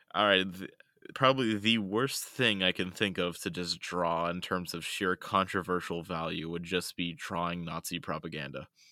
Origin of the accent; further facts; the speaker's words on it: United States; being a rural American